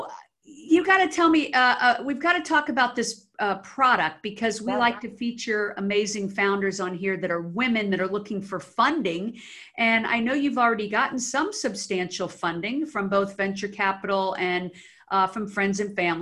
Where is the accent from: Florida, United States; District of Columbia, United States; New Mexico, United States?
District of Columbia, United States; Washington; moved away as an adult; now in Los Angeles, United States; I was actually born in the D.C. area, grew up there